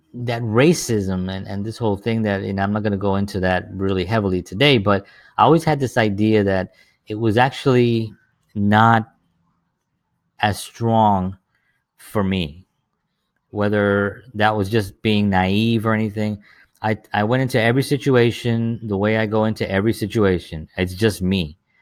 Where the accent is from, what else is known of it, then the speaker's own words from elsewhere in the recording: New York City, New York, United States; I grew up in the South Bronx during the seventies and the eighties